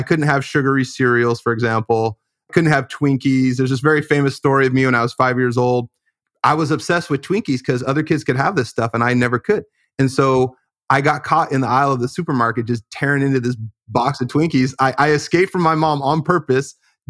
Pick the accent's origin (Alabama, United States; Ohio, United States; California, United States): California, United States; I grew up in California in the Bay Area with a pretty strong naturalistic emphasis just in the way that I was raised.